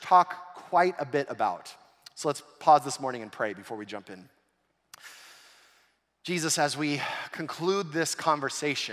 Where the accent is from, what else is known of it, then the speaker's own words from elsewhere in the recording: Southern California, United States; growing up in Southern California